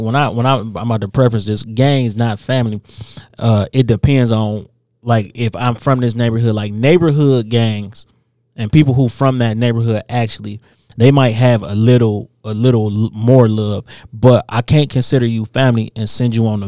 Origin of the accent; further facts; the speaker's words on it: Inkster, Michigan, United States; I'm from Inkster